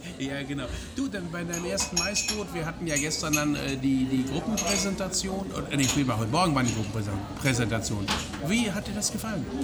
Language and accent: German; Breckerfeld, North Rhine-Westphalia, Germany; also born or lived in Hagen; Ich bin direkt bei Schalksmühle groß geworden, Nein. und zwar in Breckerfeld